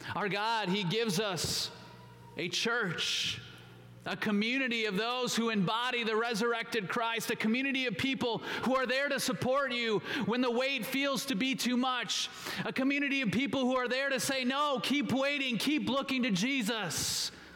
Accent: Minnesota, United States; I grew up in Minnesota

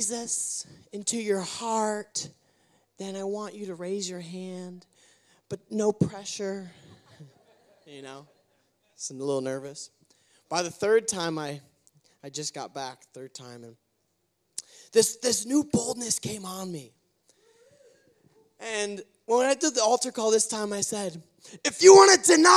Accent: United States; as an American

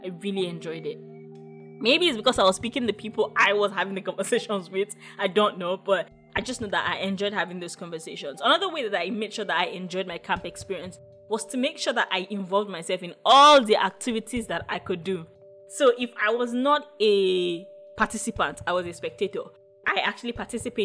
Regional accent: Ogun State, Nigeria; I am Yoruba. I come from Ogun State

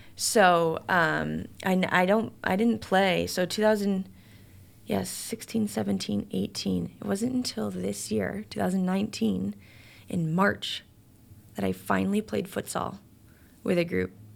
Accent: Chicago, Illinois, United States; I'm from Chicago

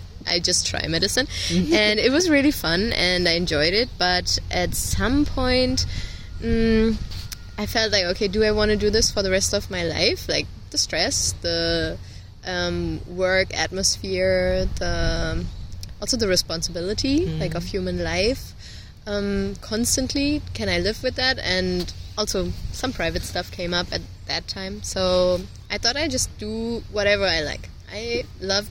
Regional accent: Marl, North Rhine-Westphalia, Germany; I'm from pretty close. It's a small town close to Essen. It's like 20 minutes from here.

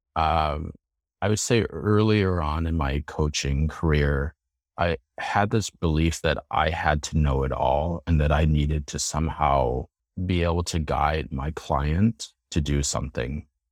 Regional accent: Chicago, Illinois, United States; moved away as an adult; also born or lived in Boston area; now in Boston, United States; I grew up in the Chicago area, and then I moved to the Boston area for grad school

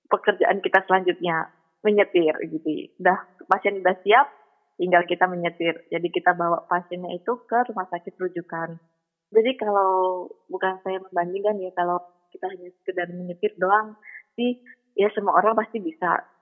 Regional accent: Surabaya, East Java, Indonesia; Saya kan dari Surabaya kan uh, sampai di Jakarta ikut pelatihan dan lain-lain gitu.

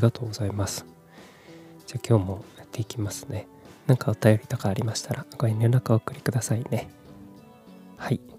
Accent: Kumamoto, Japan; also born or lived in Fukuoka / Tokyo; 18歳から福岡30歳から東京で暮らし退職を機に地元の熊本に帰ってきた36歳フリーランスの僕

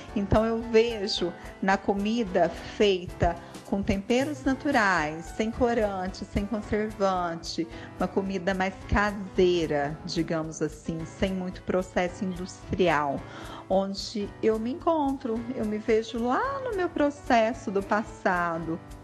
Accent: Bom Jesus da Penha, Minas Gerais, Brazil; also born or lived in Uberlândia; Eu nasci em Uberlândia, mas muito jovem fui para Bom Jesus da Penha e daí fui morar num sítio, né, na roça

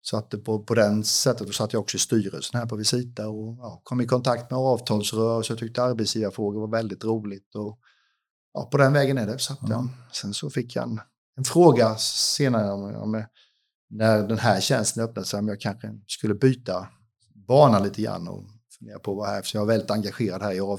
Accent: Huskvarna, Jönköping County, Sweden; jag kommer därifrån. Jag har mest bott i Jönköping faktiskt i mitt liv.

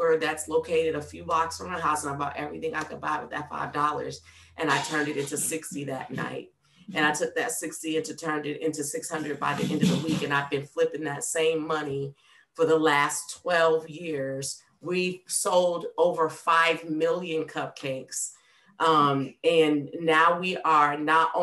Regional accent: New Orleans, Louisiana, United States; moved away as an adult; now in Nashville, United States; I'm from New Orleans

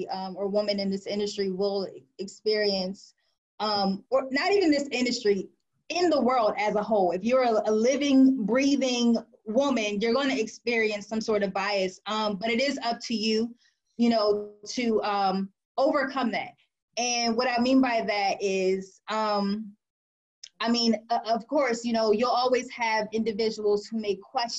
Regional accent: Delaware, United States; moved away as an adult; now in Washington, D.C., United States; I was born and raised in the area, born and raised in Delaware

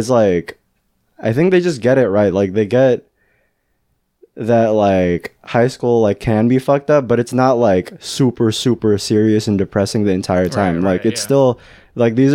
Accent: Fairfield, California, United States; Fairfield's my hometown

